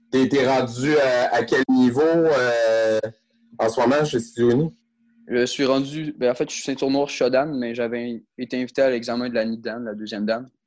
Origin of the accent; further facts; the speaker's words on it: Quebec City, Quebec, Canada; je viens de Québec. Je suis un de Québec.